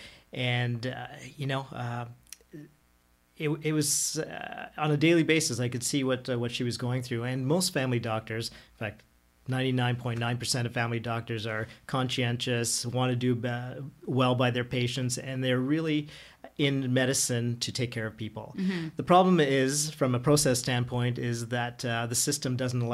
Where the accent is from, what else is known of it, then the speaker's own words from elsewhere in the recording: Ottawa, Ontario, Canada; also born or lived in Toronto; I'm born and raised in Ottawa